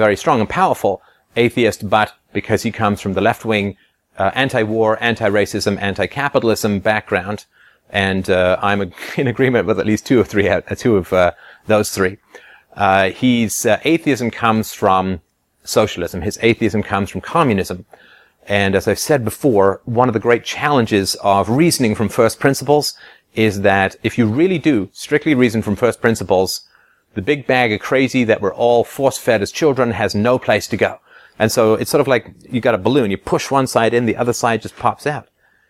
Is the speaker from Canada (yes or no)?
no; England, United Kingdom; Obviously, I grew up in England, and I went to boarding school for a while.